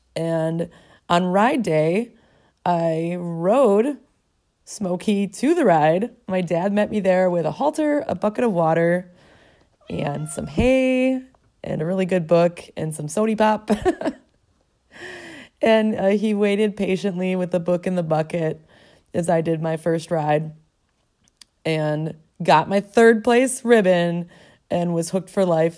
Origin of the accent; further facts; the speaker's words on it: Milwaukee, Wisconsin, United States; I was a city girl, born and raised in Milwaukee, Wisconsin